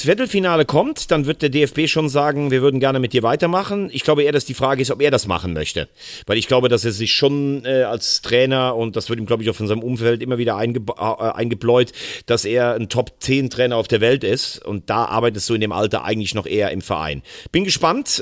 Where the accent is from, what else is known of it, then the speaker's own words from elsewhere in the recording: Rhineland-Palatinate, Germany; als gebürtiger Rheinland-Pfälzer